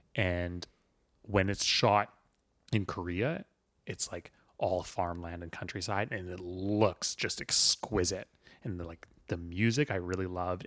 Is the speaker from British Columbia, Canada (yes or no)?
yes; Vancouver, British Columbia, Canada; I come from the Vancouver background